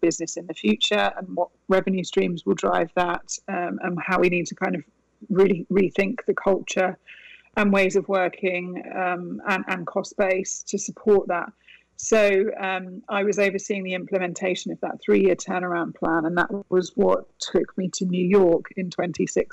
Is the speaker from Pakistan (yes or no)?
no; United Kingdom; moved away as an adult; also born or lived in Italy; now in Westchester, United States; I was born and raised in the UK